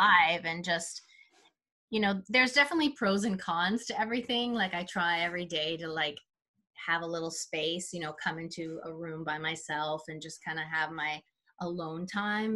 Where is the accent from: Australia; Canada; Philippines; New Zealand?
Canada; Vancouver, British Columbia; now in Toronto, Canada; I'm from Vancouver originally